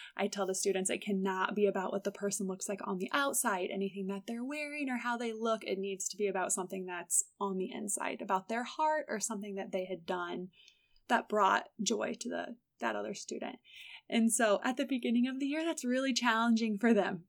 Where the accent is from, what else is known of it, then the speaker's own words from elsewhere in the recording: Morton, Illinois, United States; I grew up in Morton, Illinois